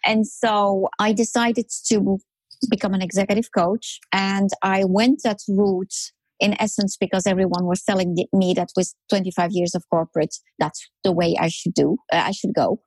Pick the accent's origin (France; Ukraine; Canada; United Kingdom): France; moved away as an adult; also born or lived in Netherlands; I grew up in France.